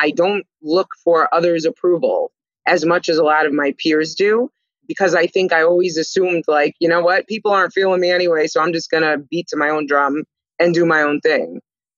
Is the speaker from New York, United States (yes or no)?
yes; New York City, New York, United States; I was born and raised in Staten Island, New York